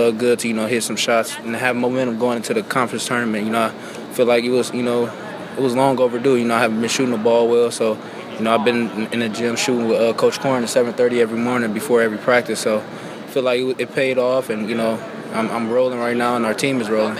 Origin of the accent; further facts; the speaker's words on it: Detroit, Michigan, United States; I'm in my hometown. Me and Martez, we got a couple Detroit guys.